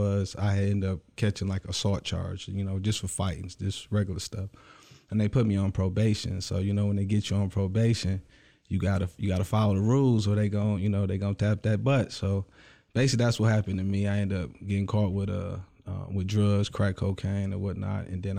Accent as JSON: {"language": "English", "town": "Clinton Township", "region": "Michigan", "country": "United States", "tie": "born there", "said": "I was originally born in Clinton Township, small town right outside of Detroit, but I've traveled all over the world."}